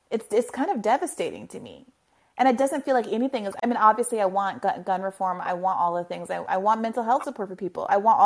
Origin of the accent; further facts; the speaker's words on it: New York, United States; as a New Yorker